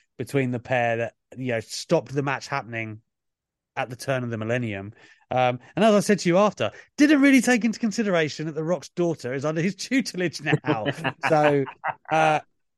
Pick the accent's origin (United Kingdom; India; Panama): United Kingdom; As a Brit